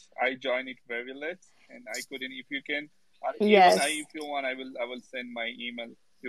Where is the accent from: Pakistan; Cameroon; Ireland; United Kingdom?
Pakistan; now in Dubai, United Arab Emirates; I'm from originally from Pakistan, and I'm here in Dubai.